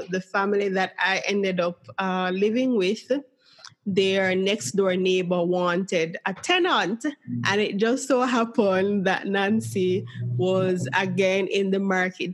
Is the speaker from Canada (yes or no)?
no; Jamaica; my home country, Jamaica